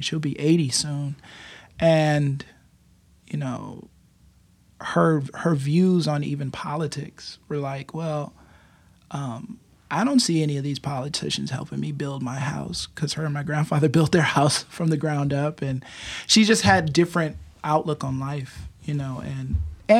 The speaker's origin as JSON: {"language": "English", "town": "Buffalo", "region": "New York", "country": "United States", "tie": "born or raised there", "said": "I grew up on Freeman Street in Buffalo, New"}